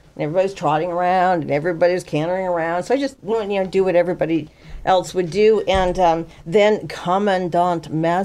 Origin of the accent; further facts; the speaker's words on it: Southern California, United States; moved away; also born or lived in France / Canada; I grew up in Southern California